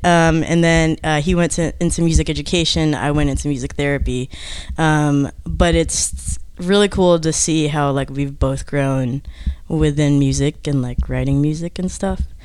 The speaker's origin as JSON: {"language": "English", "region": "Georgia", "country": "United States", "said": "I'm from Georgia."}